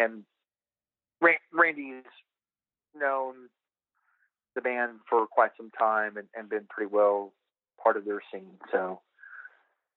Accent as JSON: {"language": "English", "country": "United States", "said": "the American kid"}